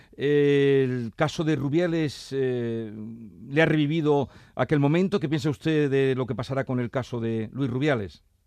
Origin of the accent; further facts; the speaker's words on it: Andalusia, Spain; como somos andaluces